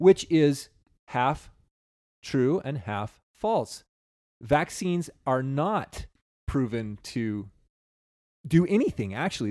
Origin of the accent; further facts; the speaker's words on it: United States